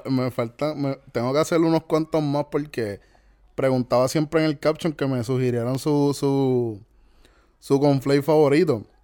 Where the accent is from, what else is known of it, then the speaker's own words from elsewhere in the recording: Puerto Rico; soy típico puertorriqueño